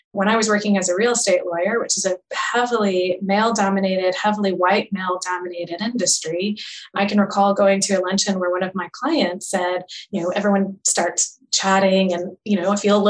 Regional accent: United States; we are Asian and we're American

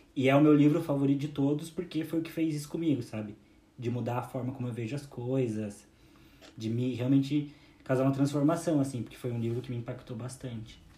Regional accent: Curitiba, Paraná, Brazil; a gente é de Curitiba

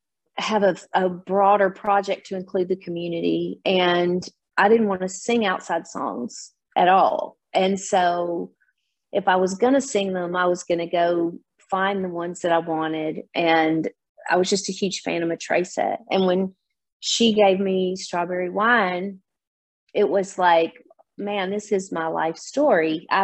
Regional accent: Nashville, Tennessee, United States; being a Nashville native, I'm born and raised in Nashville, and my dad was an A-list studio player and a producer.

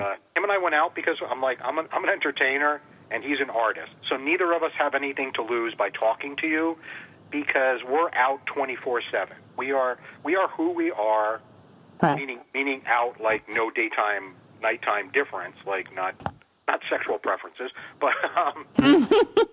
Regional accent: White Plains, Westchester County, then Glenham, Dutchess County, New York, United States; moved away as an adult; also born or lived in Massachusetts; I was born in Westchester County, up in White Plains, New York, and then from there went to Dutchess County, up towards a little place called Glenham, which was between Beacon and Fishkill

